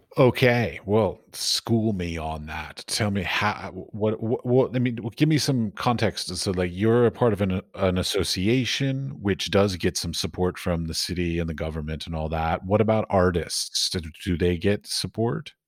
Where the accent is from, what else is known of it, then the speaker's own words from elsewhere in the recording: United States; I come from America, which is very capitalistic